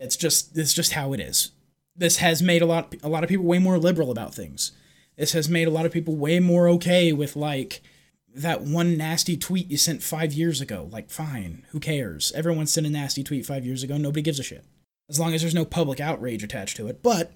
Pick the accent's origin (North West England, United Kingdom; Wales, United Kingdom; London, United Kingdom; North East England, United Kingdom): London, United Kingdom; from London, so I don't exactly trust what he has to say about free speech, but we'll see.